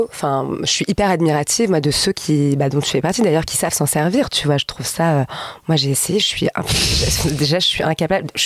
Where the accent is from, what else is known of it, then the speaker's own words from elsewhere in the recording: Paris, Île-de-France, France; also born or lived in Val d'Oise / Brittany; T'es née à Paris Ouais, dans le 8 Ok. Mais j'ai pas grandi à Paris. Enfin, j'ai grandi, si, j'ai grandi à Paris, parce que mes grands-parents vivaient à Paris